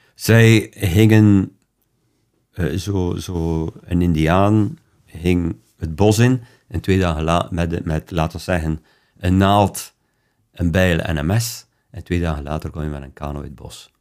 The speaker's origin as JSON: {"language": "Dutch", "country": "Belgium", "said": "bij ons in België"}